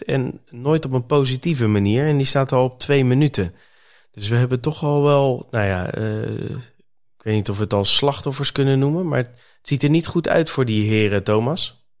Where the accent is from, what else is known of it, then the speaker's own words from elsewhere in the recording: Netherlands; als Nederlander zijnde